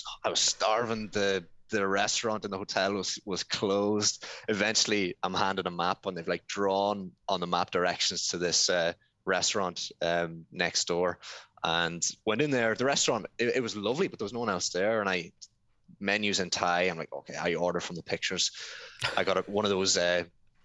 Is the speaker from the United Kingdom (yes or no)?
no; Ireland; also born or lived in Thailand; I come from Ireland.